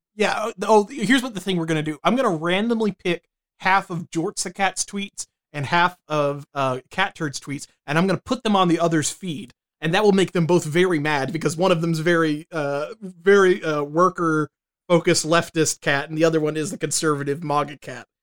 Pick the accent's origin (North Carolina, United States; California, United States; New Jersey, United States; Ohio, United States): North Carolina, United States; I was from North Carolina, the home of Pepsi